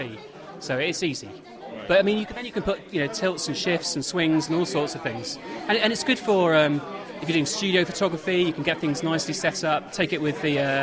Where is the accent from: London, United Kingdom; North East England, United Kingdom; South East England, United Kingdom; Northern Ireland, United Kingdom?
South East England, United Kingdom; Lewes; I'm from Lewis, which is sort of 60 miles south of here.